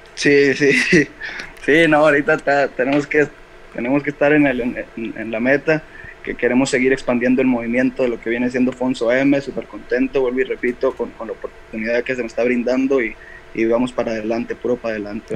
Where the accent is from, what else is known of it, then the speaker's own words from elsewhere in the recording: Valparaíso, Zacatecas, Mexico; soy, de Valparaíso, Zacatecas